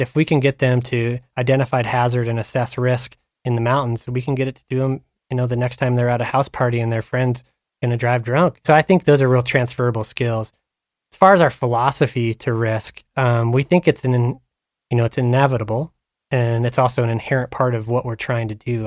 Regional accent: Havre, Montana, United States; I grew up in Haver, Montana, up on the High Line

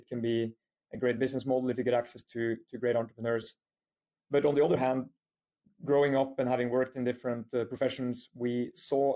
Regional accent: Norway; moved away as an adult; also born or lived in United Kingdom / United States; quite an international background after my childhood and early years in Norway

